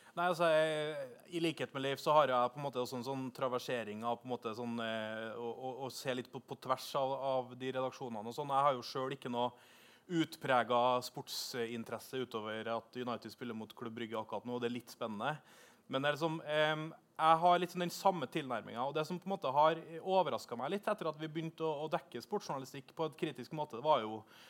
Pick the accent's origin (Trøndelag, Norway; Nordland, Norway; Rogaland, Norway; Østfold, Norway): Trøndelag, Norway; Trondheim; now in Oslo, Norway; Og så er jeg fra Trondheim